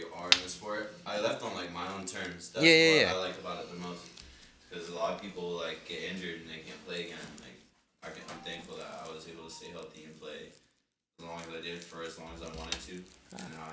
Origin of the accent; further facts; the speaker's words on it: Florida, United States; now in Brooklyn, United States; I'm from Florida.